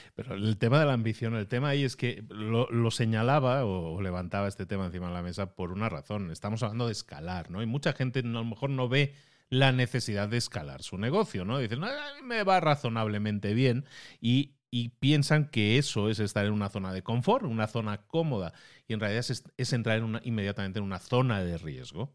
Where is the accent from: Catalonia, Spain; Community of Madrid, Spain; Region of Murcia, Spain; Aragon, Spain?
Catalonia, Spain; Barcelona; Barcelona, de donde yo soy